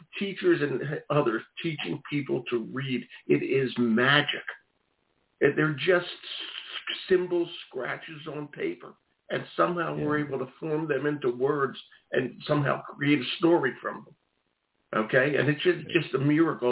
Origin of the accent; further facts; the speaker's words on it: Philadelphia, Pennsylvania, United States; Philadelphia, or my hometown